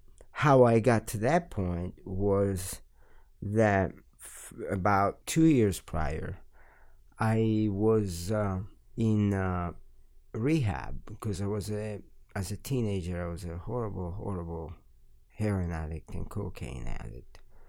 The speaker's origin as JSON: {"language": "English", "town": "Milan", "region": "Lombardy", "country": "Italy", "tie": "born or raised there", "also_born_or_lived": "Calabria / Florence", "said": "Yeah, I lived in Milan for 19 years and 5 years in Florence. And I was born in Calabria. I lived there for 2 years. Calabria is the last region prior to Sicily, down in the boot."}